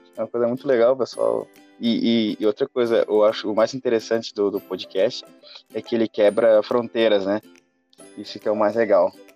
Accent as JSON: {"language": "Portuguese", "town": "Santa Maria", "region": "Rio Grande do Sul", "country": "Brazil", "said": "nós somos de Santa Maria"}